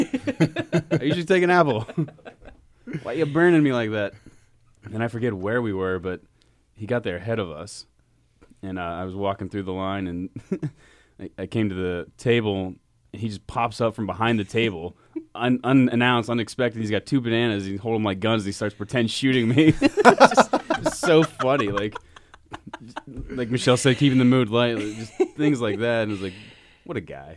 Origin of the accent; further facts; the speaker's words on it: Pittsburgh, Pennsylvania, United States; growing up in Pittsburgh and being from this area